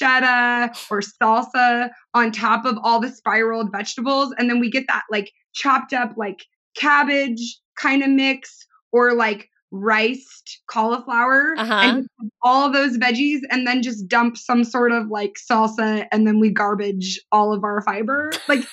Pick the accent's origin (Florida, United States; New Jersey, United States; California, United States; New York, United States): California, United States; Southern; I grew up in Southern California